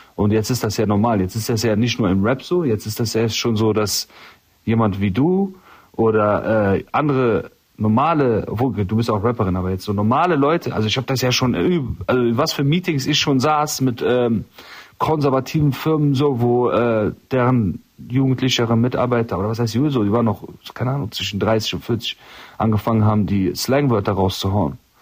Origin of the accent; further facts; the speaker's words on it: Rhineland, Germany; das ist meine Heimat hier immer. Es geht ab. Ich bin Rheinländer